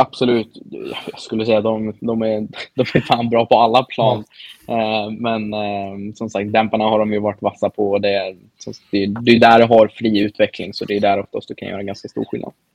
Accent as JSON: {"language": "Swedish", "country": "Sweden", "moved": "yes"}